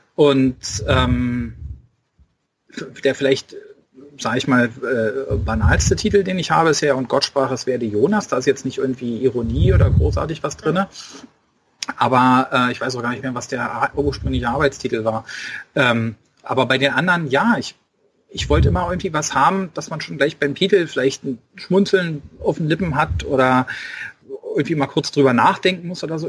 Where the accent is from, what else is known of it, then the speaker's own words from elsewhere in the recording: Berlin, Germany; accent: Berlin dialect; ich habe selber einen Dialekt und manchmal verfalle ich halt da rein, äh, darin, dass ich irgendwie ja ein bisschen rumberliner